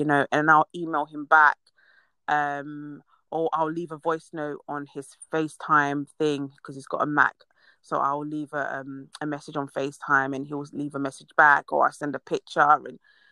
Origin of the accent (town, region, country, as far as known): Ghana